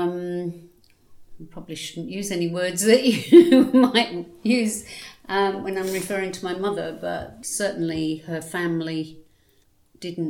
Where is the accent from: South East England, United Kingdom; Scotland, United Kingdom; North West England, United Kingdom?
North West England, United Kingdom; Cheshire; moved away as an adult; now in Australia; I was born in Cheshire.